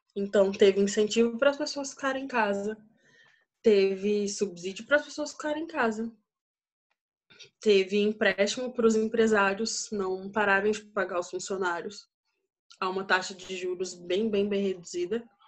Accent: Brasília, Federal District, Brazil; moved away as an adult; now in Turkey; Sou brasiliense e até o ano passado eu morava em Brasília, nunca tinha saído de Brasília

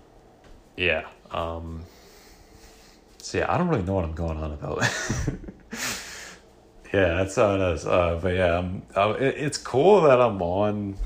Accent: Vancouver, British Columbia, Canada; I'm from Vancouver

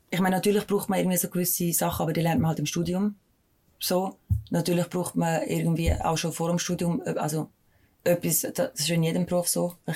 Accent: Mels, St. Gallen, Switzerland; ja, also ich bin nur in Mels aufgewachsen, mhm. ähm, in St. Gallen.

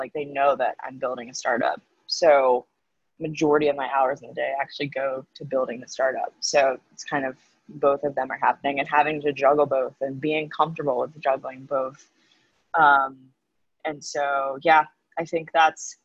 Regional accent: the South, United States; moved away as an adult; now in New York, United States; I'm a Southerner

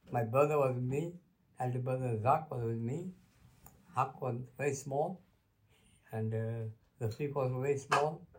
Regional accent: Kisumu, Kisumu County, Kenya; first language Luo; English is a second language; moved away as an adult; also born or lived in Luanda, Kenya / Nairobi, Kenya / Mbale, Uganda; I was born in Kenya, place called Kisumu, on 22nd January 1935 that my father was station master in a small village called Luanda, a small station where I grown up.

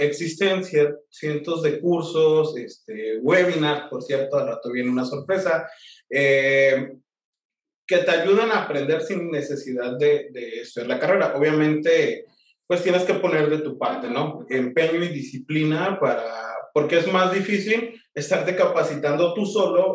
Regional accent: Tijuana, Baja California, Mexico; also born or lived in Michoacán; soy este, originario de Michoacán, pero me siento tijuanense por adopción, ¿no? Llegué aquí desde muy pequeño, ajá, y, pues ya yo crecí y, corrí, aprendí y me crié en esta bella hermosa ciudad de Tijuana

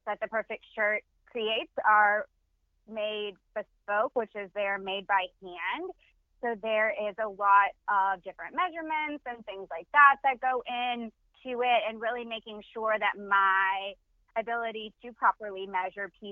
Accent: San Antonio, Texas, United States; I am born and raised in San Antonio, just in the central part.

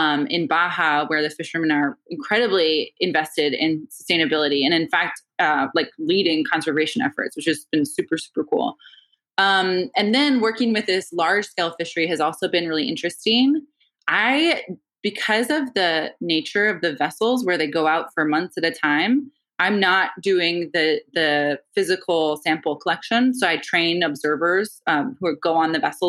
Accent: Maine, United States; growing up in Maine

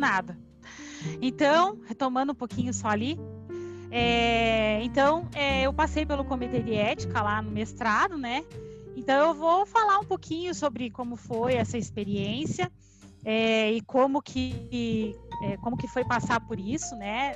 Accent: Curitiba, Paraná, Brazil; born or raised there; moved away as an adult; now in Londrina, Brazil

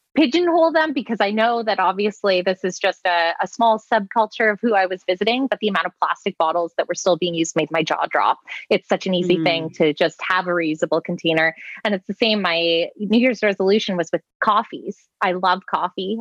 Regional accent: the East, Eastern Canada, Canada; I grew up in the East. So, weather is constantly hammering you in the wintertime and watching the weather network was a big part of our lives

